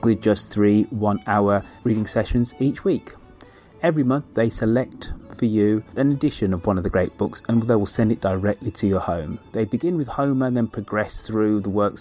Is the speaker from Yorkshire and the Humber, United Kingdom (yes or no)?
no; Birmingham, West Midlands, United Kingdom; moved away; back in my hometown of Birmingham for a month or so